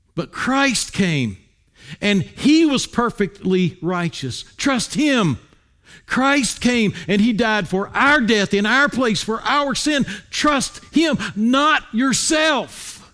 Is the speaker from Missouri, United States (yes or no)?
no; Wilmington, North Carolina, United States; moved away; I grew up in Wilmington, North Carolina